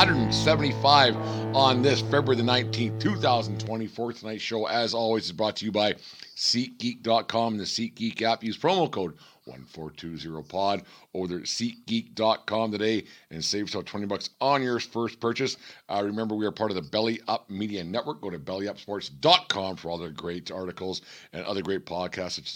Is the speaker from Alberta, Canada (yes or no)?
yes; Fort Macleod, Alberta, Canada; my hometown of Fort McLeod